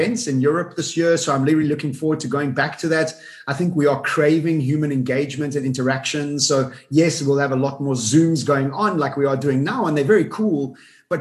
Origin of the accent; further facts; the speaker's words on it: South Africa; also born or lived in Dubai; I was born in Africa. I'm born and bred here.